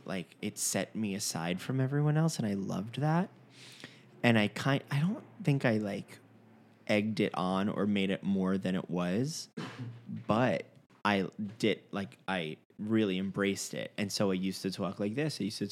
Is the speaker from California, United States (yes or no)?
no; Fort Lauderdale, Florida, United States; accent: New York; also born or lived in Long Island, United States; I'm originally from Long Island and I was raised in Fort Lauderdale and I wasn't talking until I was 3.